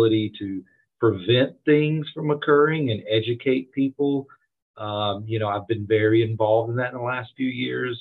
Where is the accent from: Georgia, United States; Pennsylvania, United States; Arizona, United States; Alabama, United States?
Georgia, United States; Douglas County; also born or lived in West Cobb, Georgia; I grew up in Douglas County